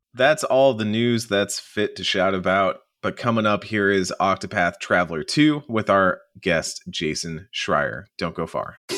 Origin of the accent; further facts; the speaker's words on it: the American South, United States; as a Southerner